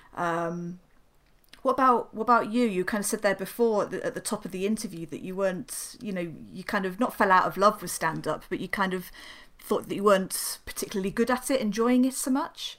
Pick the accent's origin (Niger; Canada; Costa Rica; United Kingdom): United Kingdom; South of England; moved away as an adult; now in Newcastle upon Tyne, United Kingdom; I'm a southern softie, so I'm still yeah, climatizing yeah. after 18 years